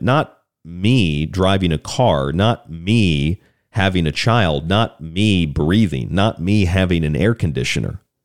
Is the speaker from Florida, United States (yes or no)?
yes; Orlando, Florida, United States; also born or lived in Morgantown, West Virginia; now in Tucson, United States; down in Florida, my home state in Orlando, where I lived a lot of, lot of years